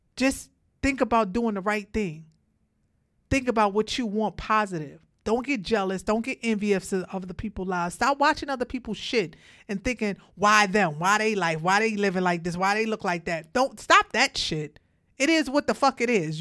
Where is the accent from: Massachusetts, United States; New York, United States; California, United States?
New York, United States; Brooklyn; I came from Brooklyn. I came from the projects. I had a rough life myself growing up